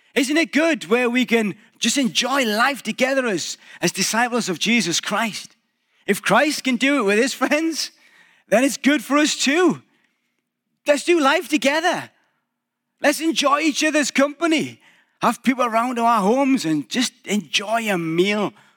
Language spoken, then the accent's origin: English; England, United Kingdom; moved away as an adult; now in Canada; a little bit British again